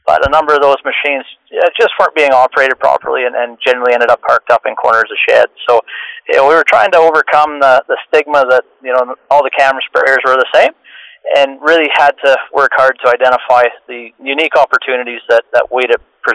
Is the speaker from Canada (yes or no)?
yes; Canada; moved away as an adult; now in Australia; I came over to Australia from Canada about 6 years ago with my family, working with Croplands.